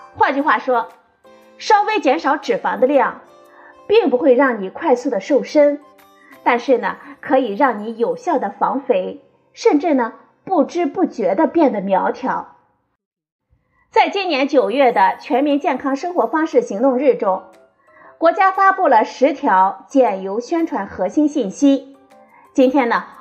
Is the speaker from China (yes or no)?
yes; China; 我们中国人